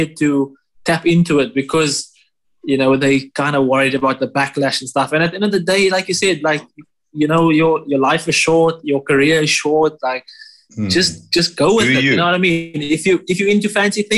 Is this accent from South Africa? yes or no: yes; South Africa; I'm South African